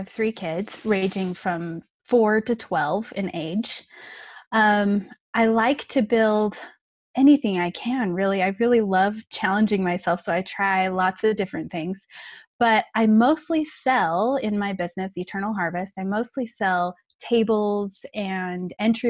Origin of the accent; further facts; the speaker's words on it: California, United States; now in Utah, United States; I grew up in California, nice and warm weather.